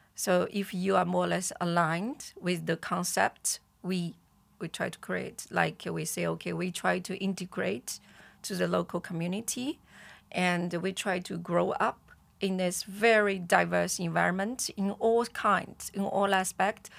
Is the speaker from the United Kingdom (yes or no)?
no; China; moved away; we are Chinese